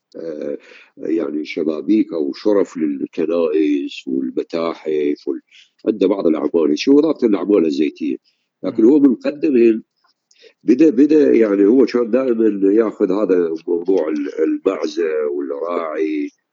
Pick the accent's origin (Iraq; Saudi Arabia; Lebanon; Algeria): Iraq; عندنا بالعراق